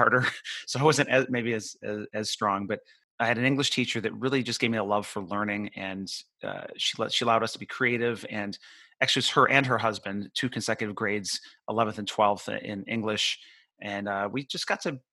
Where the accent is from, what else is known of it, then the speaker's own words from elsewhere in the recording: Buffalo, New York, United States; moved away as an adult; now in Florida, United States; I grew up near Buffalo. So I spent, until I was 21, I lived there